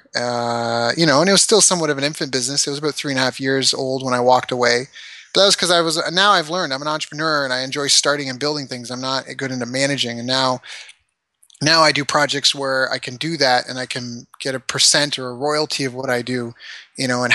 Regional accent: Canada; also born or lived in San Diego; we are not American, we are Canadian

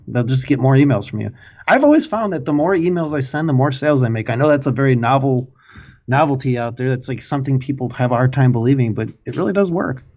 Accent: Midwest, United States; accent: Midwest; it's my Midwest accent

